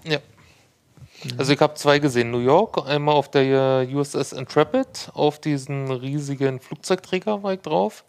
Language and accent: German; Hohenschönhausen, Berlin, Germany; ich komme ja aus Hunschenhausen